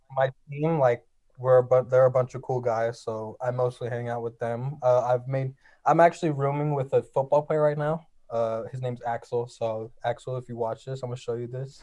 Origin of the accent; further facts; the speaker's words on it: Los Angeles, California, United States; I'm from a place called Frogtown. It's in northeast L A.